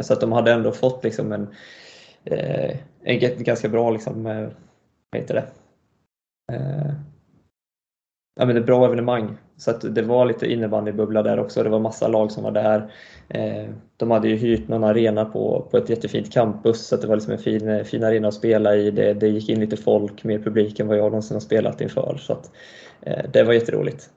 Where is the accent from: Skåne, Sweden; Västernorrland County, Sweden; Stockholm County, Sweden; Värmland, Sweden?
Värmland, Sweden; Karlstad; also born or lived in Montreal, Canada; vi flyttade till Karlstad när jag var tre ungefär. Eh, och sen är jag uppvuxen här då.